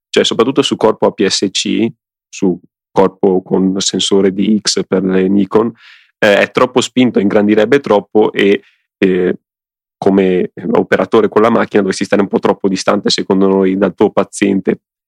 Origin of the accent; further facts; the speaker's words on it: Venetian Lagoon, Veneto, Italy; sul mio paese, in pratica sulla laguna, eh, che è, che sta dietro al mio paese, che è que-, la stessa laguna di Venezia